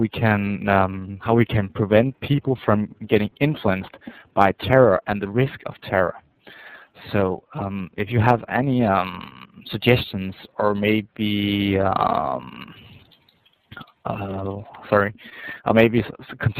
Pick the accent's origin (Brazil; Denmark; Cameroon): Denmark; English is a second language; I'm calling from Denmark.